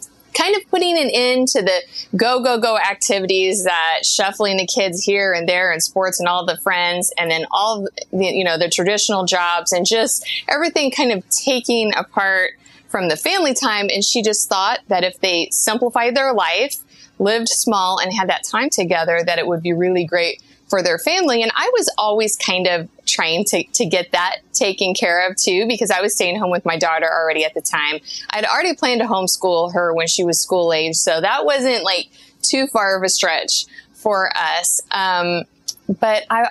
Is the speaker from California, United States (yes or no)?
no; Kansas City, Missouri, United States; moved away as an adult; we're from Kansas City, so we're also from Missouri